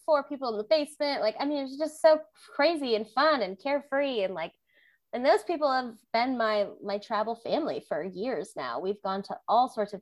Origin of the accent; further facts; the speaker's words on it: Hawaii, United States; moved away as an adult; also born or lived in Tucson, Arizona; I grew up in Hawaii, so I never really had the opportunity to travel outside of my island